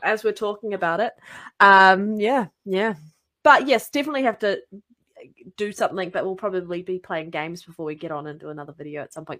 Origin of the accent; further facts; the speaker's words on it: New Zealand; accent: New Zealand; my accent because Australian and New Zealanders have very similar accents